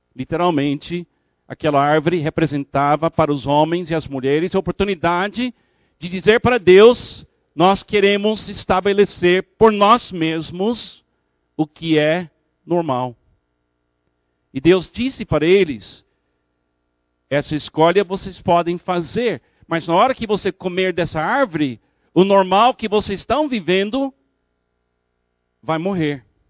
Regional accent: United States; moved away; Na minha infância nos Estados Unidos

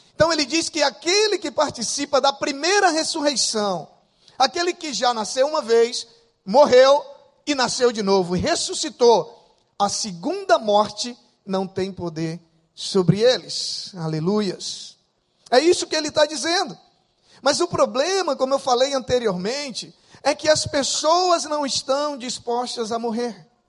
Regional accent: interior of Acre, Brazil; also born or lived in Rio de Janeiro, Brazil; now in Rio Branco, Brazil; eu sou do interior do Acre. E da minha cidade, do interior, pra onde eu nasci, eram vinte e quatro horas de barco. Com doze anos de idade, eu morava lá

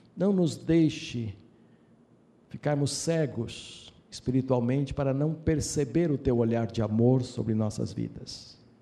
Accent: Brazil; como brasileiros, como homens e mulheres filhos desta pátria

